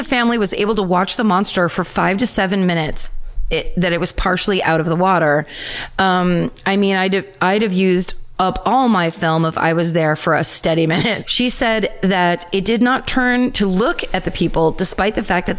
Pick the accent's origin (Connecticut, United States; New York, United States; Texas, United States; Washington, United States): Connecticut, United States; So growing up in Connecticut, my mom bought a house in Vermont.